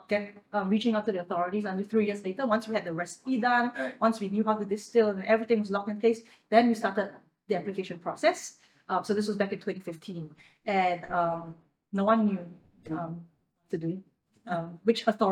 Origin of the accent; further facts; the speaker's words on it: Singapore; as a Singaporean